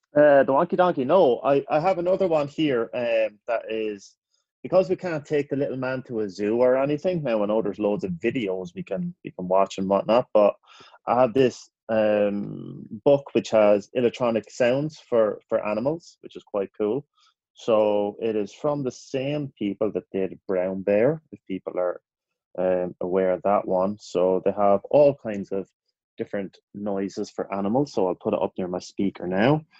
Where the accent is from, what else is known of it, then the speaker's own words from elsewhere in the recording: Ireland; now in United States; growing up in Ireland